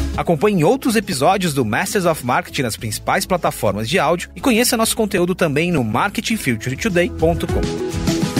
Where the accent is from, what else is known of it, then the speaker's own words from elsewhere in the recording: Osasco, São Paulo, Brazil; eu sou da periferia de Osasco